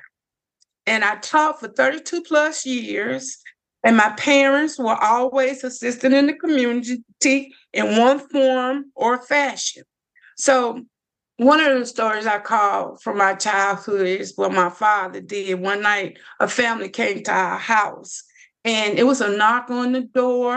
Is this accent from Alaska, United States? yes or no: no; Lake Providence, Louisiana, United States; I grew up here in Lake Providence